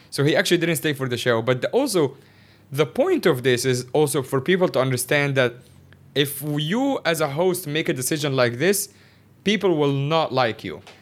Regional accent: Cairo, Cairo Governorate, Egypt; moved away as an adult; also born or lived in Shanghai, China / Northeast China; now in Hong Kong; my entire life, I grew up in Cairo is, like, the capital of Egypt

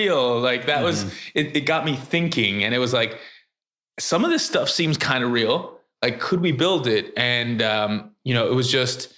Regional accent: Miami, Florida, United States; I'm from Miami

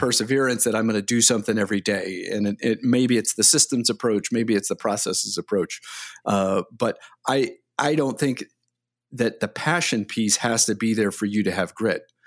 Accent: Delaware, Ohio, United States; moved away; I grew up in Delaware, Ohio, which is about twenty minutes north of, uh, Columbus, Ohio

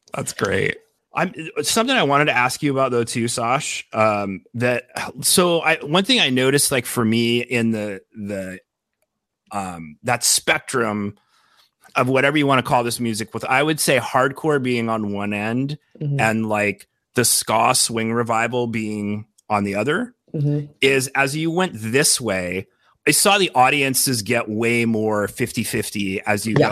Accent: Denver, Colorado, United States; moved away as an adult; also born or lived in Brooklyn, New York; now in Nebraska, United States; I grew up in Denver

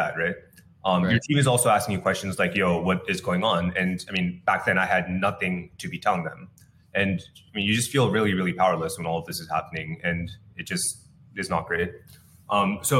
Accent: Bay Area, California, United States; I grew up in the Bay Area

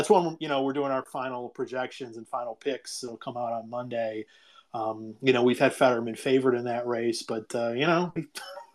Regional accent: Ohio, United States; I'm from Ohio

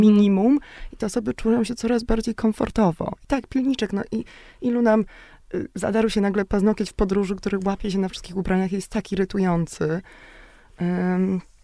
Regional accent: Szczecin, West Pomeranian Voivodeship, Poland; Ja jestem akurat właśnie ze Szczecina

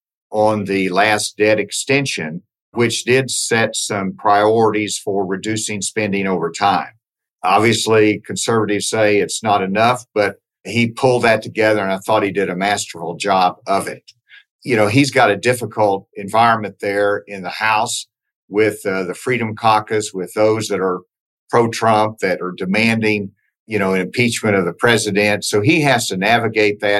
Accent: Arkansas, United States; I'm from Arkansas

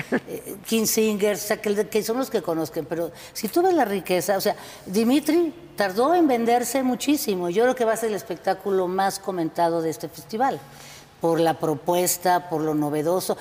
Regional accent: Guadalajara, Jalisco, Mexico; now in Guanajuato, Mexico; Yo soy originaria de Guadalajara, pero vivo aquí en Guanajuato hace ya treinta años

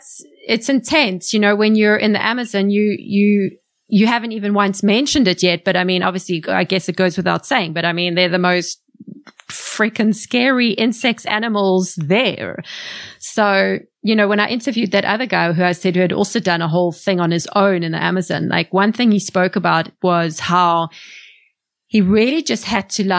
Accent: South Africa; growing up in South Africa

